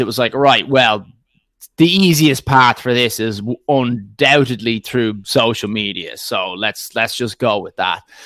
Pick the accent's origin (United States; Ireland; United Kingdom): Ireland; Dublin, Leinster; accent: northern Dublin; also born or lived in County Clare / County Meath; the accent is uh, from Dublin, S- slightly northern Dublin